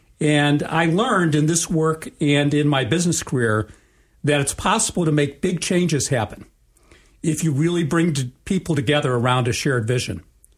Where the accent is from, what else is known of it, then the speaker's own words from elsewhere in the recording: Chicago, Illinois, United States; I grew up in Chicago in a middle-class family. Part of the faith tradition that I grew up in was Tikkun Olam